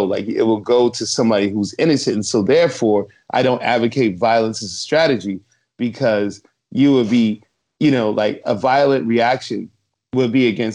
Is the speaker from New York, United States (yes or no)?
no; Chicago, Illinois, United States; riding down my own street where I grew up in Chicago